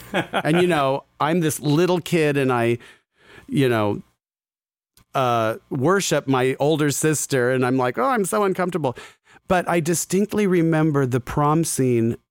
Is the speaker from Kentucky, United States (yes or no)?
no; Scottsdale, Arizona, United States; I grew up in Scottsdale, Arizona